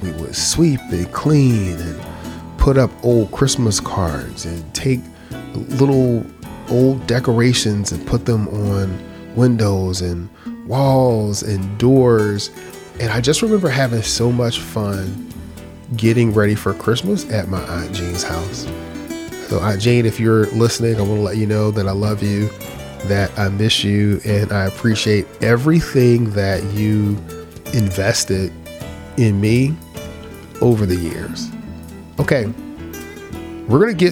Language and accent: English; Philadelphia, Pennsylvania, United States; growing up in Philadelphia